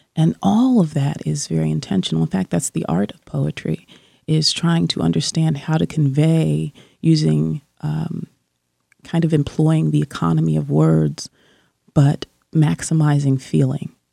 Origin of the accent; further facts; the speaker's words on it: New Jersey, United States; when I was growing up in New Jersey